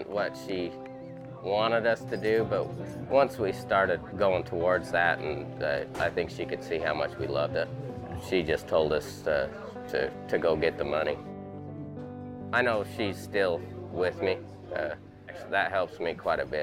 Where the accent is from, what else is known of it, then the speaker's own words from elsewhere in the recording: Benjamin, Utah, United States; also born or lived in Payson, Utah; I'm 28 years old, and I'm from Payson, Utah.